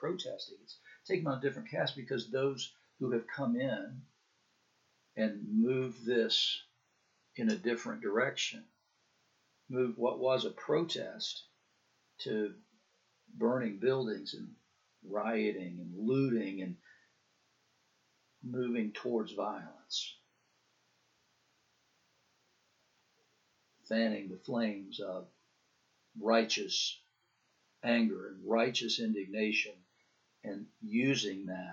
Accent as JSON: {"language": "English", "region": "the South", "country": "United States", "tie": "born or raised there", "said": "when I was a kid growing up in the South"}